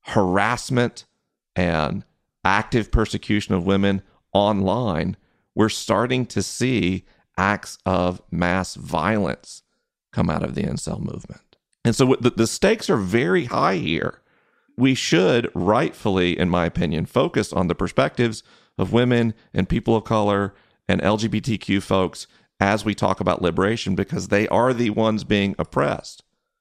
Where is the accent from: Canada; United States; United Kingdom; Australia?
United States; Southeast; I grew up in the Southeast. Unless you're on a university campus, which I didn't go to college, no one says the word patriarchy.